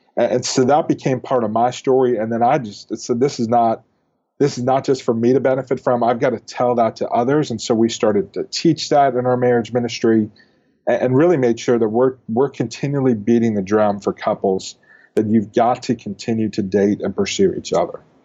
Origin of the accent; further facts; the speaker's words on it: Northeast, United States; now in Dallas, United States; I grew up in the Northeast